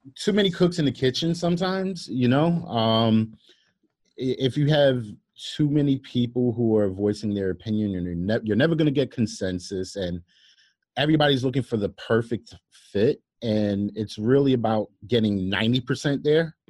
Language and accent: English; New York City, New York, United States; growing up in Brooklyn